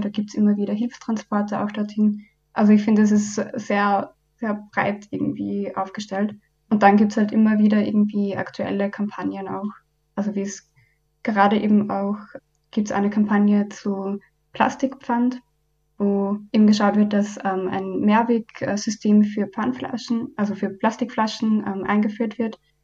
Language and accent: German; Upper Austria, Austria; moved away as an adult; now in Vienna, Austria; Ich komme ursprünglich aus Oberösterreich und bin ebenso zum Studium halt nach Wien gekommen.